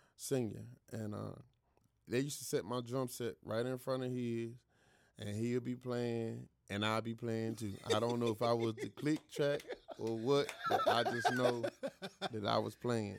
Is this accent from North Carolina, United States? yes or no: yes; Greenville, North Carolina, United States; I was born in Greenville, North Carolina.